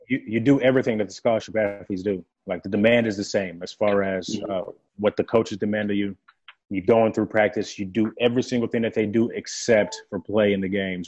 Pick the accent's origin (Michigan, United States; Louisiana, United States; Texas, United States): Texas, United States; Irving; first language French; English is a second language; also born or lived in Democratic Republic of the Congo / Johannesburg, South Africa; So at seven years old, I get to Texas. I don't know the language. I wasn't fluent in English until I was nine years old